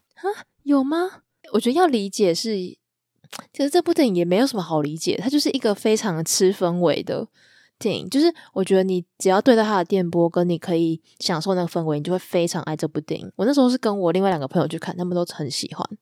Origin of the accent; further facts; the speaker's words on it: Taiwan; 就是我觉得很吊诡的一点是我们是台湾人